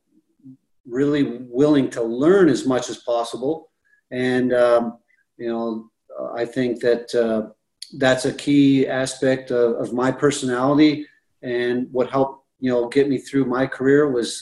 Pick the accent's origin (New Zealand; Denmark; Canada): Canada; growing up in Canada, you know, I was used to drinking rye whiskey